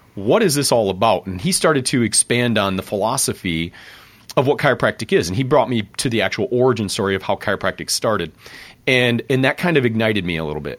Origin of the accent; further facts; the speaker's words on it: Grand Rapids, Michigan, United States; I grew up in Grand Rapids there